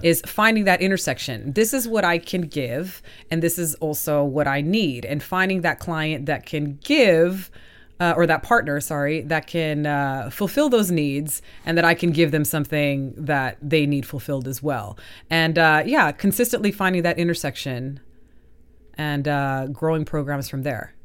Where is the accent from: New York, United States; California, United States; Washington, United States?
California, United States; Southern; moved away as an adult; also born or lived in Colombia; now in Stockholm, Sweden; from Colombia to Southern California